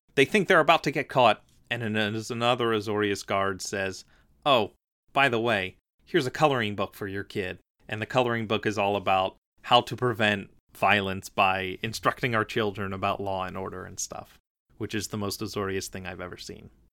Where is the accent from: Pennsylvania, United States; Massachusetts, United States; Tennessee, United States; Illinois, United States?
Pennsylvania, United States; Philadelphia; also born or lived in New York; I'm from Philadelphia. I lived right next to New York a lot